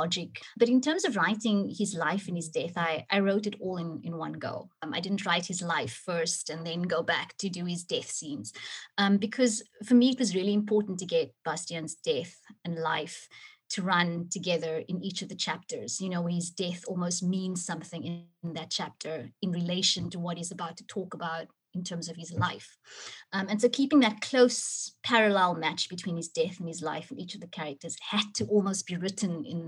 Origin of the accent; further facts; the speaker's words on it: Cape Town, Western Cape, South Africa; Cape Town is my city, you know, it's my hometown